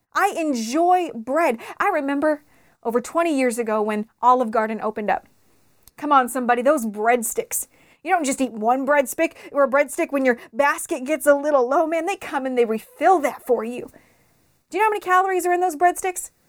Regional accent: Las Vegas, Nevada, United States; I was raised here in Las Vegas, I spent the majority of my life in the Sunrise Mountain area in East Side, Las Vegas.

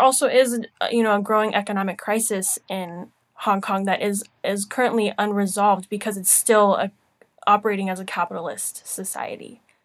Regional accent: United States; I'm American

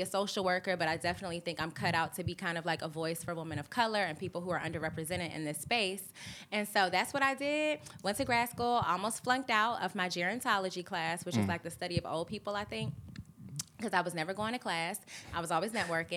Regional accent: Augusta, Georgia, United States; I'm from Augusta.

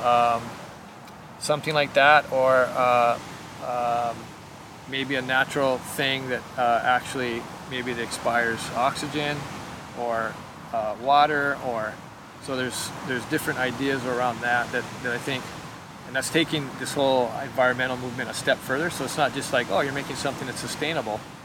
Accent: Hawaii, United States; I was born in Hawaii

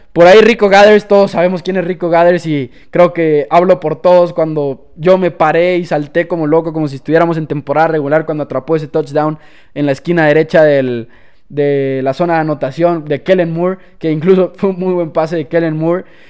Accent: Chihuahua, Mexico; Claro que soy de México, orgullosamente chihuahuense

